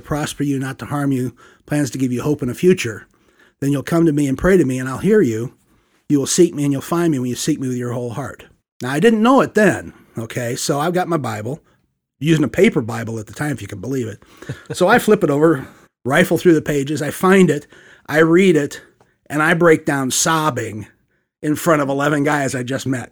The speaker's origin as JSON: {"language": "English", "town": "St. Louis", "region": "Missouri", "country": "United States", "tie": "born or raised there", "also_born_or_lived": "Tallahassee, Florida", "moved": "as an adult", "said": "born and raised in the Midwest. Uh, we attended the United Church of Christ, uh, for, well, till we moved away from Saint Louis. So thirty-three years"}